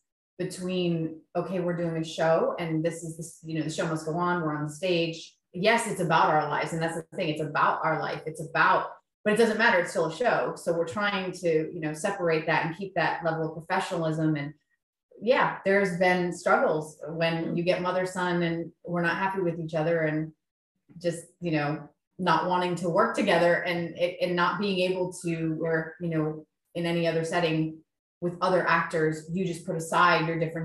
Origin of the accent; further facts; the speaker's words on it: Columbia, South Carolina, United States; we're from Columbia, South Carolina